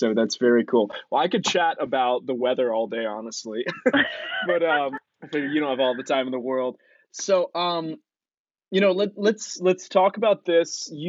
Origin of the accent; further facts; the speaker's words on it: Southeast, United States; moved away as an adult; now in US West Coast; I'm a West Coaster now. I was from the Southeast originally, but I firmly made the move out here about 5 years ago. So I live in endless, beautiful sunshine and heat waves.